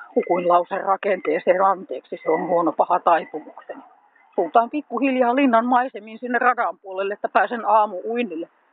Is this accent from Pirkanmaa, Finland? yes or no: yes; Tampere, Pirkanmaa, Finland; moved away as an adult; now in Hämeenlinna, Finland; Olen itse syntyisin Tampereelta.